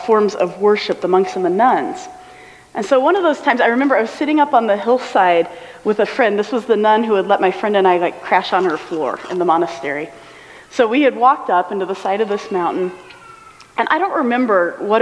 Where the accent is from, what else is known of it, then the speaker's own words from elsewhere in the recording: Midwest, United States; moved away; also born or lived in Western China / East Africa; growing up in the Midwest